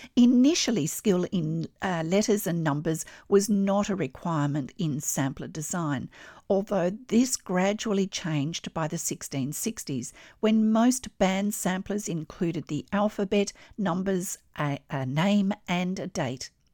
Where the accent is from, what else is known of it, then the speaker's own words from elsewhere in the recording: Australia; I'm an Australian textile artist